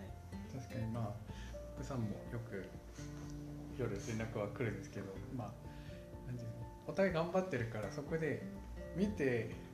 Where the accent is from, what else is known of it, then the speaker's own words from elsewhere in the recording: South Korea; first language Korean; Japanese is a second language; now in Japan; 僕も出身韓国で、まあ、母国語も韓国語なんですけど